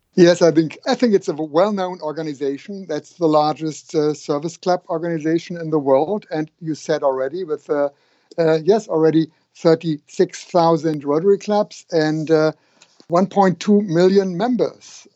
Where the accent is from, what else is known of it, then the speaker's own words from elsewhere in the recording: Hamburg, Germany; here in my hometown in Hamburg